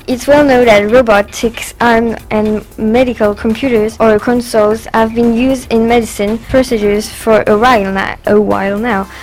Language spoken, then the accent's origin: English; France; English is a second language; French as well